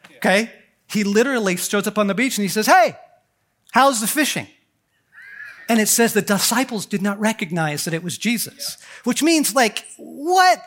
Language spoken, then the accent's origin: English; Southern California, United States; moved away as an adult; now in Colorado, United States; I was raised in Southern California.